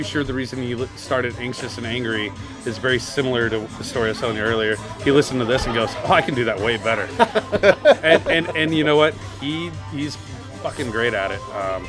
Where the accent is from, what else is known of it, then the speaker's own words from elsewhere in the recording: Shreveport, Louisiana, United States; moved away; So I grew up in the middle. I grew up in North Louisiana. A little town called Shreveport.